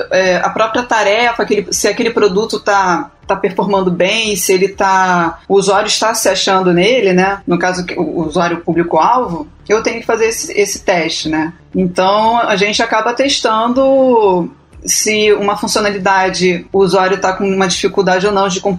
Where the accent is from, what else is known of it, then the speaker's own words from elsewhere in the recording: Rio de Janeiro, Brazil; accent: carioca; also born or lived in São Paulo; Tô em quarentena aqui na minha cidade. Acho que alguém pode ter percebido pelo meu sotaque. Eu sou carioca.